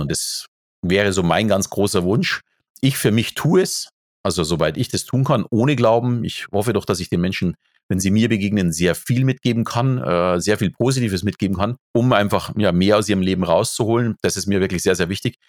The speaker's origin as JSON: {"language": "German", "region": "Bavaria", "country": "Germany", "said": "ich bin natürlich katholisch erzogen, äh, so also als Bayer ist das ganz normal."}